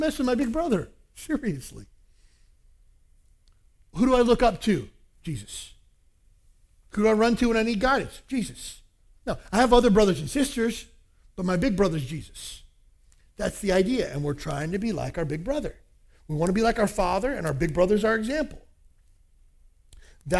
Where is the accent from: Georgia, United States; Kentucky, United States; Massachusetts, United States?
Kentucky, United States; Where I grew up in Kentucky, there's a lot of, even to this day, segregation in churches